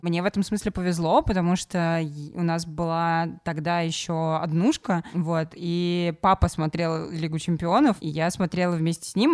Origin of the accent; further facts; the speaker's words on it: Samara, Samara Oblast, Russia; я из Самары и любила Крыльев Советов